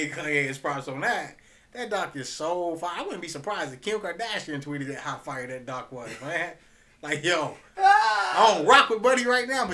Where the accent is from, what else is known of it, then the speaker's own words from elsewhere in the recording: Georgia, United States; because we're from Georgia, and we're from the South